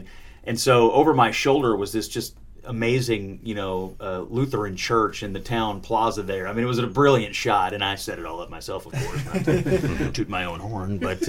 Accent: Kentucky, United States; And he was like, where are you from? I was like, Kentucky.

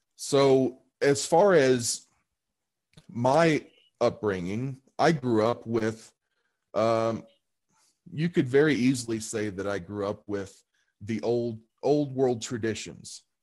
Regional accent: St. Meinrad, Indiana, United States; now in Colorado, United States; the town I grew up in was called St. Meinrad, Indiana, or is called St. Meinrad, Indiana

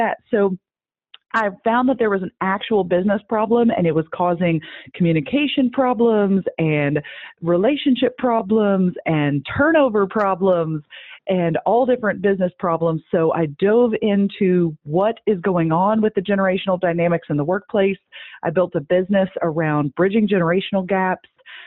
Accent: Midwest, United States; I'm from the Midwest

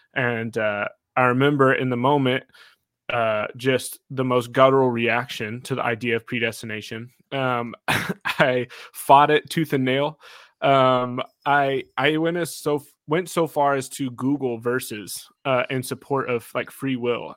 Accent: Kansas, United States; Elijah and I grew up together in Kansas.

